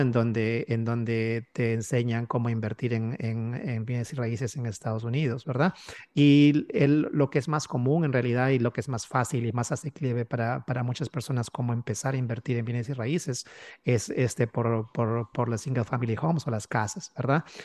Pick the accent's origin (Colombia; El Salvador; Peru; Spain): Peru; moved away as an adult; now in United States; mi esposa y yo ambos somos de Perú.